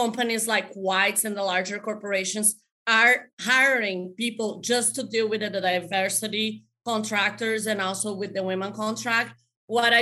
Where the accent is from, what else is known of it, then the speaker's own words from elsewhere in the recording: Brazil; moved away as an adult; also born or lived in Florida; now in United States; I'm originally from Brazil. I came here, I was 20 years old.